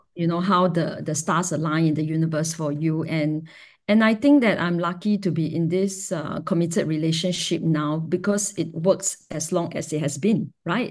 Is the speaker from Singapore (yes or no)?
yes; Singapore; growing up in Singapore is a, is a, is a fiercely heteronormative